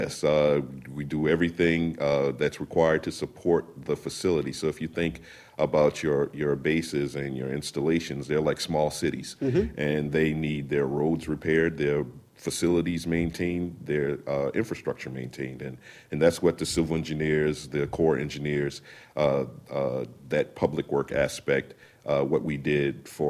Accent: South Carolina, United States; South Carolina.

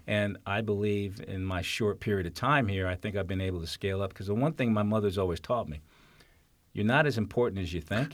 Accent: New York City, New York, United States; also born or lived in Essex County, New Jersey / Maryland / James City County, Virginia; now in Fairfax County, United States; I grew up in New York City, uh, lived in New Jersey

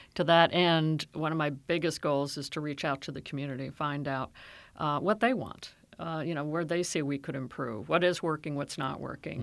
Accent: Silver Spring, Maryland, United States; I grew up in Silver Spring, out in the suburbs.

